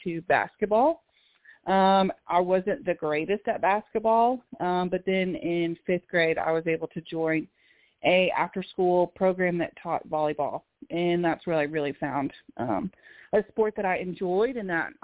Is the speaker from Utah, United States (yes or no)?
no; Oklahoma City, Oklahoma, United States; originally from Oklahoma City, Oklahoma